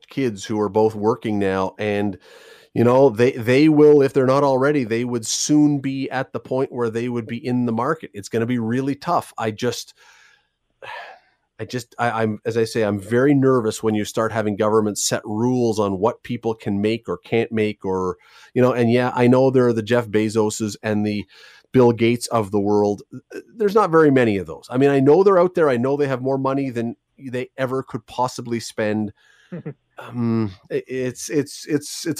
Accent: Toronto, Ontario, Canada; I grew up in Toronto

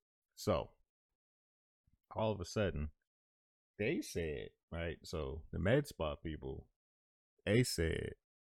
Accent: Florida, United States; Now, again, I'm from Florida, but I don't listen to ….

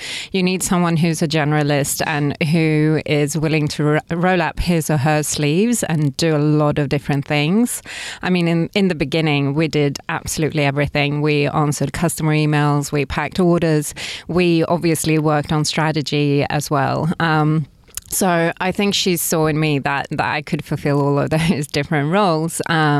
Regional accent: Stockholm, Stockholm County, Sweden; English is a second language; And I'm from Sweden originally, from Stockholm.

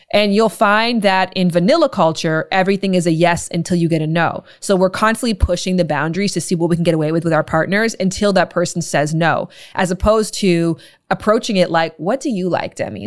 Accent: Toronto, Ontario, Canada; I'm from Canada and I'm from Ontario specifically, Toronto more specifically

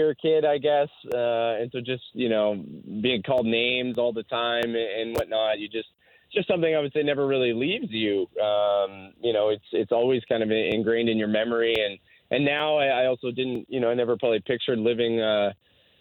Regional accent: Canada; being Canadian

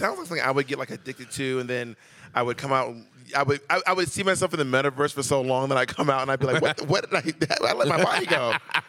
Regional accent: Atlanta, Georgia, United States; moved away; also born or lived in New York City; When I moved to New York City, because I'm from Atlanta, but then I moved to New York City.

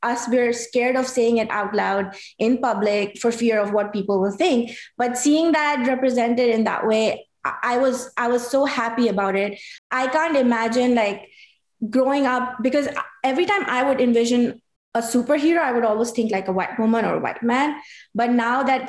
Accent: Pakistan; as a Pakistani

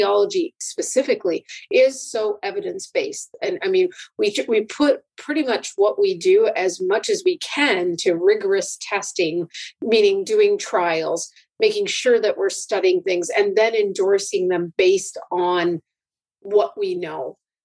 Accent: Canada; I'm a Canadian

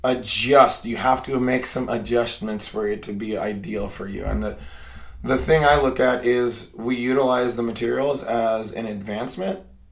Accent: Portland, Oregon, United States; I grew up in Portland, Oregon. I am originally from Oregon, and I'm a adult learner.

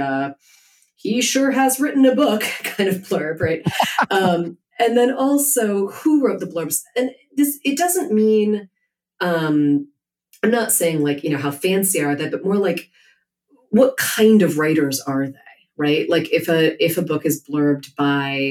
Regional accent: Chicago, Illinois, United States; I'm from Chicago.

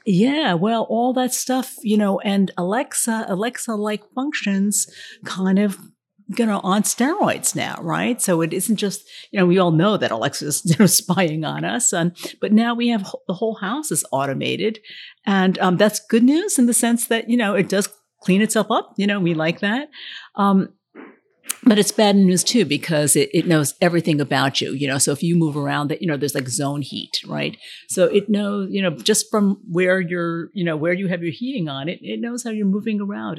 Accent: Yonkers, New York, United States; we were growing up in Yonkers, New York, which is a working class town

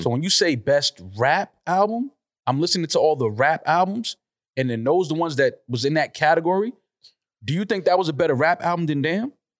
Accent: New York City, New York, United States; the Bronx is my hometown

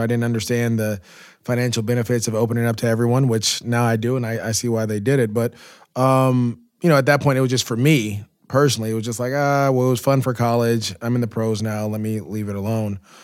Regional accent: Antioch, California, United States; moved away as an adult; also born or lived in Jacksonville / Los Angeles; growing up in the Bay Area, playing youth football in Antioch, to go on to De La Salle

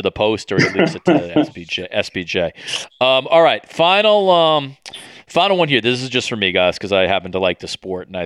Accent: New York, United States; moved away; Chad and I are both from cities on the East Coast. You know, I'm putting myself as a New Yorker here, even though I'm not living there at the moment

